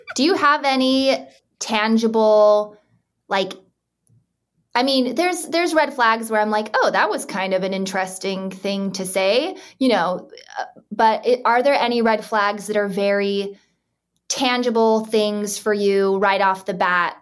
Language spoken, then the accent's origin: English; Utah, United States; I grew up in Utah